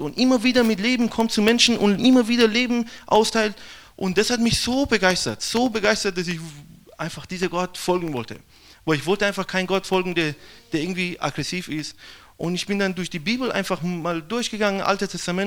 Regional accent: Iran; German is a second language; now in Brazil; ich komme aus dem Iran

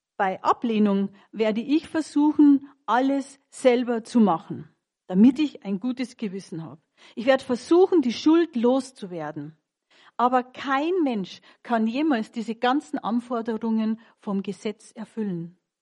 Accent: Munich, Bavaria, Germany; Ich bin geborene Münchnerin

